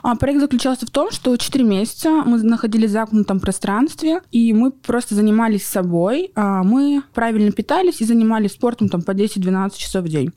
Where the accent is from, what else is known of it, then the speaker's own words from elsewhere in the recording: Surgut, Khanty-Mansi Autonomous Okrug, Russia; moved away as an adult; also born or lived in Yekaterinburg; я родилась в Хмао, в городе Сургуте. А, прожила до 20 лет в Сургуте.